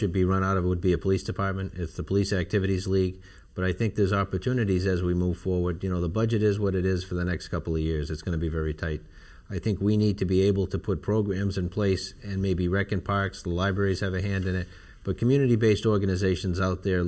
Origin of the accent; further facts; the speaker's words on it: Boston, Massachusetts, United States; also born or lived in Ireland; now in Long Beach, United States; growing up in Boston in a public housing development down the street from Fenway Park